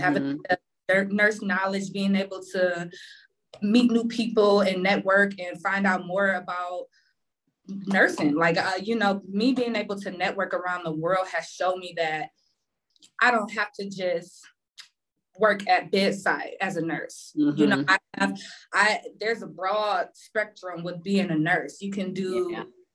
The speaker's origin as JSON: {"language": "English", "town": "Cleveland", "region": "Ohio", "country": "United States", "said": "Currently, I am from Cleveland, and that's where I started my nursing career."}